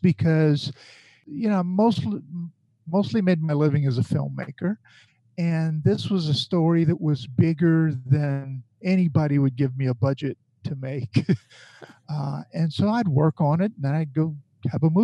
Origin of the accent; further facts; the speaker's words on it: Bayou Lafourche, Louisiana, United States; growing up on Bayou Lafourche